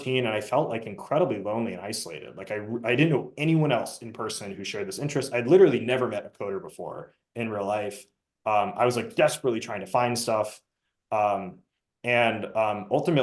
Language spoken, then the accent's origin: English; Southern California, United States; my background is I grew up in Southern California.